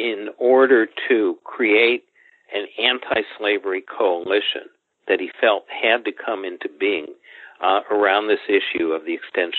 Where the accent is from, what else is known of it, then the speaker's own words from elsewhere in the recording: Chicago, Illinois, United States; moved away as an adult; now in Washington, D.C., United States; I grew up in Illinois, third generation Chicagoan.